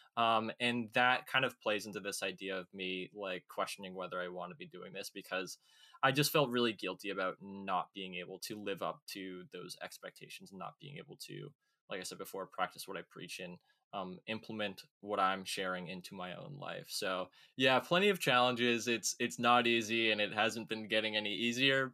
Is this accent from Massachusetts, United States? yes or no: yes; Woburn, Massachusetts, United States; also born or lived in Lewiston, Maine; I'm 21 from Woburn, Massachusetts, uh, in the United States, which is about 10 miles north of Boston